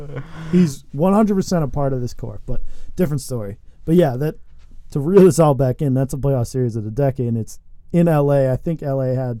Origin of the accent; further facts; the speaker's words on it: Boston, Massachusetts, United States; growing up in Boston